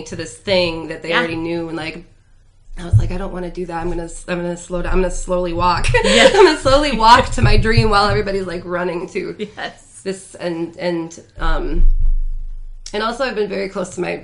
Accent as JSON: {"language": "English", "town": "Grand Rapids", "region": "Michigan", "country": "United States", "tie": "born or raised there", "said": "I grew up right across the street from Orchard View"}